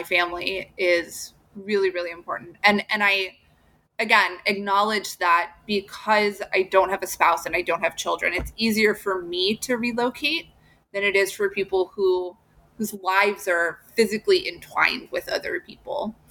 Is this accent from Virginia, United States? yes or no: no; Southern Illinois, United States; moved away as an adult; I grew up in Southern Illinois.